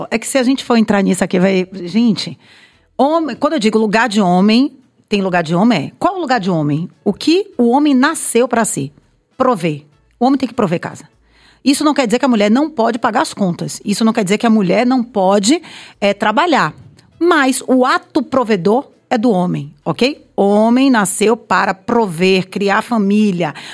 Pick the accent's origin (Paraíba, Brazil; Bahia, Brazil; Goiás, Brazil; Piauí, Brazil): Piauí, Brazil; Piripiri; Sou de Piripiri. Eu vim então, de Piripiri.